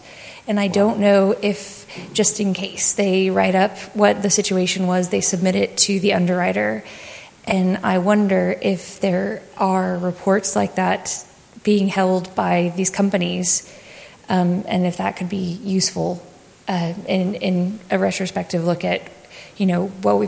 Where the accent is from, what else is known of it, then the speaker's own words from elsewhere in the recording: United States; I'm from the States